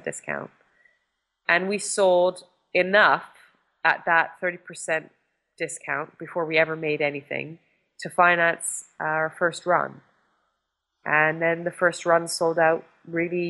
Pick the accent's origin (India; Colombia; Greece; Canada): Canada; moved away; my life growing up in Canada